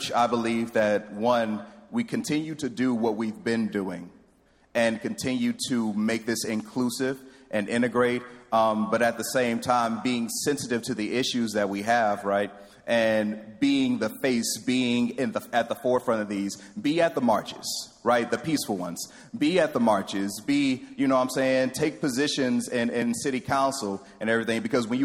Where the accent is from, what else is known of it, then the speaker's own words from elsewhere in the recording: Houston, Texas, United States; I grew up in Third Ward.